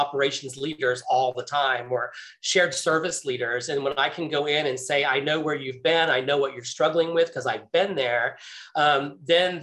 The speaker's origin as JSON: {"language": "English", "region": "Central Florida", "country": "United States", "tie": "born or raised there", "also_born_or_lived": "Connecticut", "said": "So I was born in Connecticut, but I was actually raised in Central Florida my entire life. So you could say I'm a Floridian at heart."}